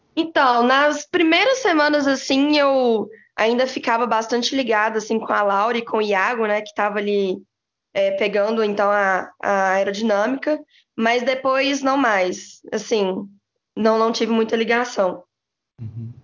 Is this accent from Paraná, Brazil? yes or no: no; Belo Horizonte, Minas Gerais, Brazil; moved away as an adult; now in São Paulo, Brazil; sou de Belo Horizonte